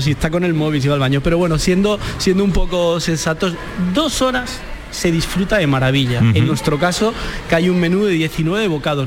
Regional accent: Andalusia, Spain; estoy enamorado de mi tierra, de Andalucía

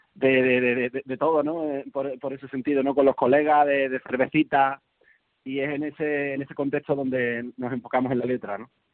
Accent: Andalusia, Spain; somos de Andalucía

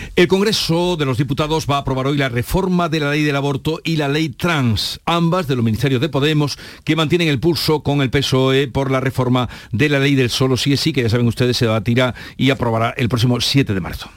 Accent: Villanueva de Córdoba, Andalusia, Spain; mi eh. pueblo, que soy de los Pedroches, bueno, de Villanueva de Córdoba

